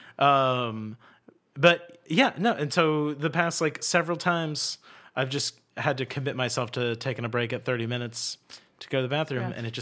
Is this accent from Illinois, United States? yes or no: no; Charleston, South Carolina, United States; I'm from Charleston. We all have treadmills on our docks.